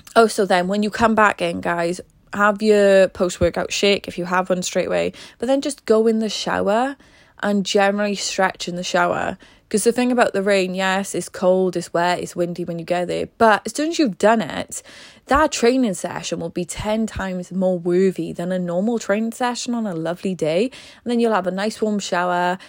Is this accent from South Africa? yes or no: no; Wales, United Kingdom; I am Welsh, and in Wales, it rains a lot